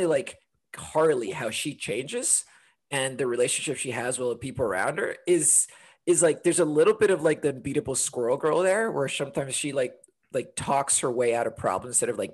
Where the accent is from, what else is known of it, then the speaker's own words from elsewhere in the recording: Honduras; also born or lived in London, United Kingdom; now in Portland, United States; I'm originally from Honduras, but currently live in Portland and made my way here via 10 years in London